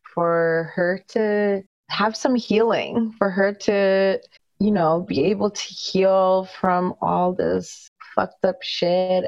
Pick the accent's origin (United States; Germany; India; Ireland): India; I'm Indian